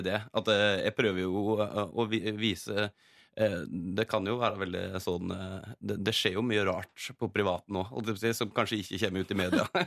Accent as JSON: {"language": "Norwegian", "country": "Norway", "accent": "inland dialect", "said": "jeg har sånn innenlandsdialekt"}